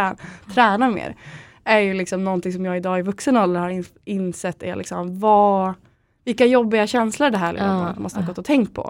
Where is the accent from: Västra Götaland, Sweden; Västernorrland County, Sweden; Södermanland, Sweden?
Västernorrland County, Sweden; Örnsköldsvik; moved away as an adult; now in Stockholm, Sweden; jag kommer från Örnsköldsvik i grunden, mm. mm. eh, uppe i Norrland. Eh, och flyttade till Stockholm efter jag hade tagit studenten